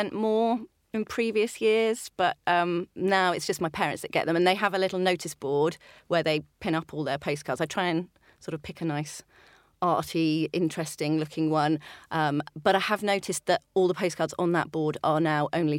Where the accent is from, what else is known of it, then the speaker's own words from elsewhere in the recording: East Anglia, East of England, United Kingdom; I was born in the in East Anglia.